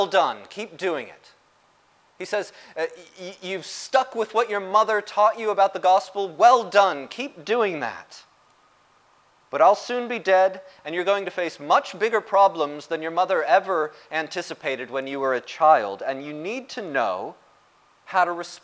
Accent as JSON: {"language": "English", "country": "United States", "said": "the United States, my home country"}